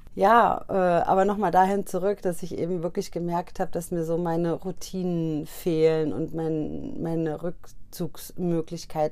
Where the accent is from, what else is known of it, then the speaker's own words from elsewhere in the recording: Hesse, Germany; Ich komme ja aus Hessen